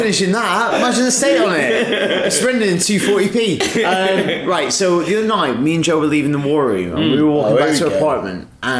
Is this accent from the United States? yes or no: no; United Kingdom; and we're British.